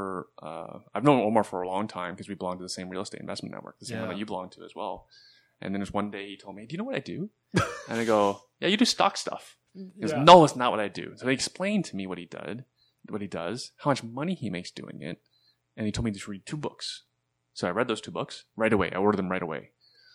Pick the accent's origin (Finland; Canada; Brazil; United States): Canada; I love being Canadian. Yeah. Paying taxes, you know, the cost of living here, and it's worth it, right?